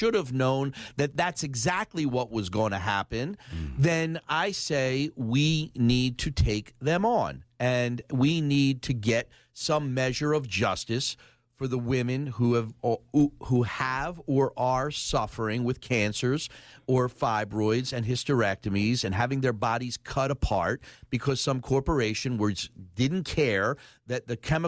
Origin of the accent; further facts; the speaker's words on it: Philadelphia, Pennsylvania, United States; I grew up in the Oxford Circle with food stamps